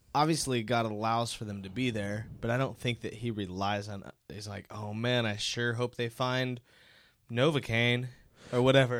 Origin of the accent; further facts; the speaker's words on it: Dallas, Texas, United States; we're all from the Dallas, Denton area